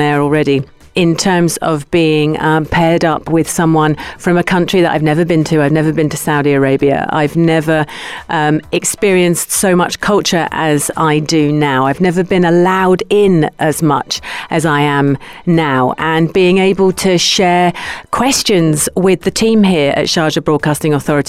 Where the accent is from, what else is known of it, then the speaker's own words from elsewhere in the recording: London, United Kingdom; I'm from London, England.